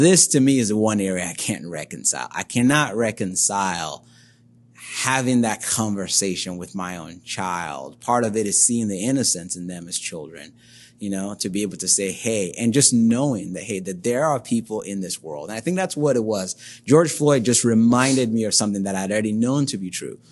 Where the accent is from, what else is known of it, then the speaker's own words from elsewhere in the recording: Nigeria; moved away as an adult; now in Toledo, United States; I was born and raised in Nigeria, which is in West Africa. Spent the first nineteen or so years of my life there.